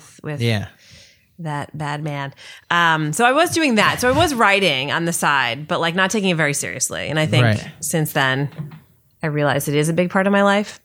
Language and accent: English; Connecticut, United States